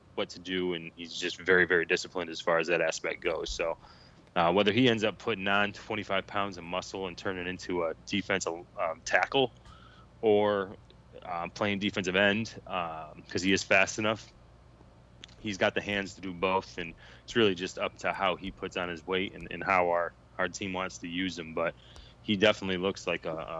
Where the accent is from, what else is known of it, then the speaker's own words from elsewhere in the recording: Syracuse, New York, United States; now in North Carolina, United States; I grew up in Syracuse, and grew up playing football in New York. I live in North Carolina now